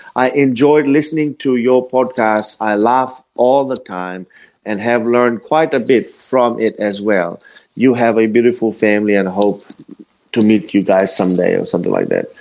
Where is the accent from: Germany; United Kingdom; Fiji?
Fiji; moved away; I was uh, uh, born and raised in the Fiji Islands, uh, well, in the South Pacific